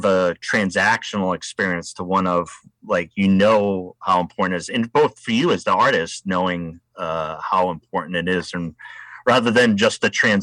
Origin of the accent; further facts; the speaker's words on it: Rhode Island, United States; moved away as an adult; now in Oregon, United States; I'm from Rhode Island